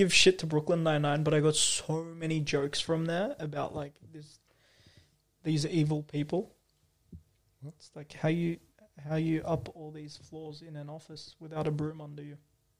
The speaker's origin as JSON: {"language": "English", "country": "Turkey", "said": "I'm from Turkey."}